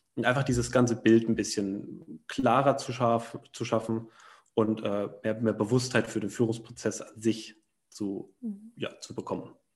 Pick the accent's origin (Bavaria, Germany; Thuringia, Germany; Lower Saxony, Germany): Thuringia, Germany; moved away; in dem Heimatdorf aus Thüringen, wo ich herkomme